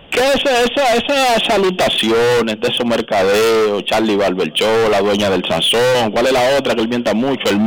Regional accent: Dominican Republic

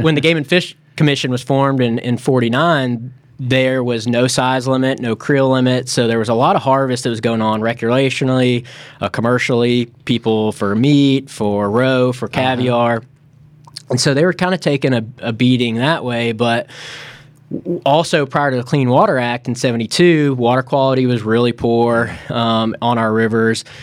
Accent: Memphis, Tennessee, United States; moved away as an adult; also born or lived in Florida; I grew up in Memphis, Tennessee.

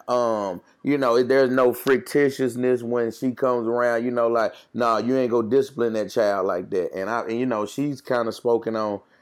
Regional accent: Jackson, Mississippi, United States; I'm from Jackson, Mississippi, born and raised and bred in West Jackson

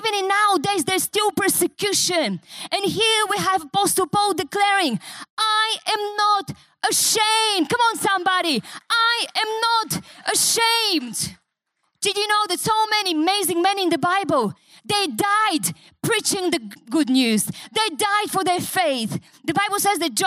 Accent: Bulgaria; English is a second language; moved away as an adult; also born or lived in Newcastle, Australia; now in Australia

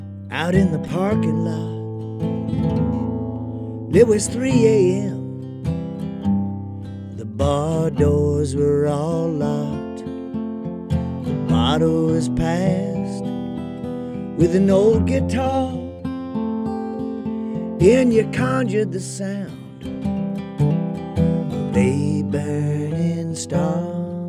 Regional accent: Akron, Ohio, United States; also born or lived in Columbus, Ohio / Tokyo, Japan; now in Nashville, United States; And I grew up in Akron, Ohio, and Columbus, Ohio, and now I live in Nashville, Tennessee.

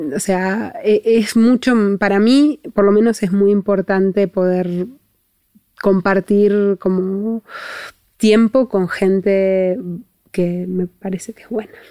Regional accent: Argentina

